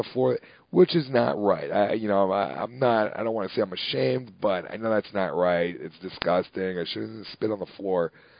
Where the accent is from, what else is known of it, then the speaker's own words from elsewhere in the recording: New Jersey, United States; and I grew up in Jersey, and they don't do that in Jersey.